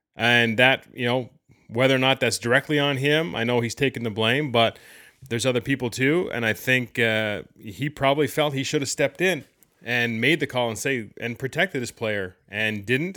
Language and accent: English; Canada; being Canadian